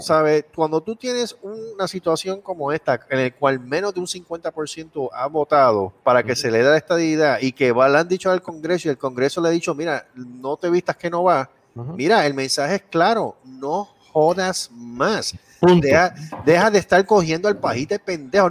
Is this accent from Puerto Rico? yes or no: yes; Puerto Rico; now in Texas, United States; yo sí